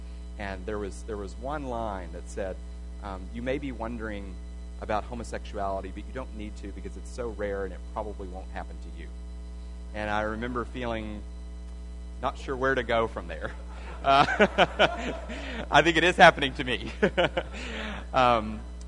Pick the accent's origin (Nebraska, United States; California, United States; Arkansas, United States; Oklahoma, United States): Arkansas, United States; I grew up Southern Baptist in Arkansas, not too far from here.